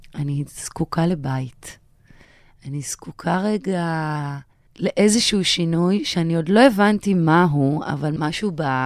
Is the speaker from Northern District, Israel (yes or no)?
no; Sha'ar HaNegev, Southern District, Israel; המקום הזה שאני מנהלת אותו היום, שם גדלתי